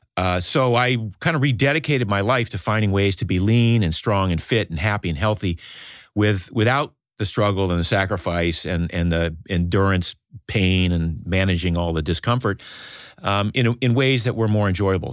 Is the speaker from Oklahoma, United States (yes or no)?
no; Maine, United States; I grew up in Maine in a small fishing village